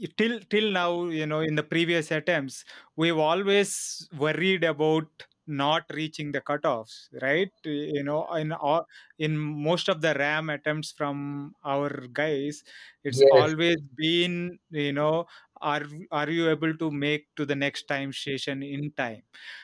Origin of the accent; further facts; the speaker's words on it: India; We are Indian, you know, cycling fans